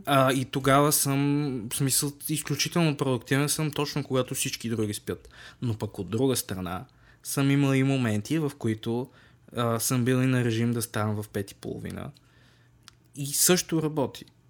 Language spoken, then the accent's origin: Bulgarian; Bulgaria; сме си от тази държава